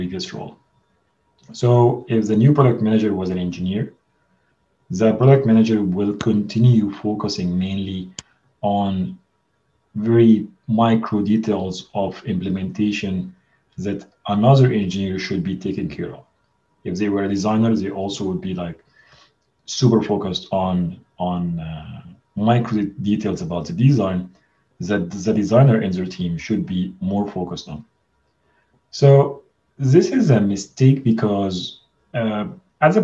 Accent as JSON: {"language": "English", "country": "Egypt", "moved": "as an adult", "lives_now": "Amsterdam, Netherlands", "said": "I'm originally from Egypt, so I moved to Amsterdam to join Booking.com"}